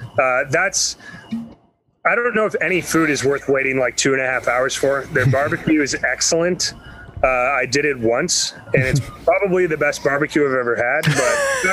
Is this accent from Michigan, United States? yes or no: yes; Michigan, United States; moved away as an adult; also born or lived in Chicago, Illinois; now in Austin, United States; I've only lived here for a year and a half. I'm not from Texas. I grew up in Michigan.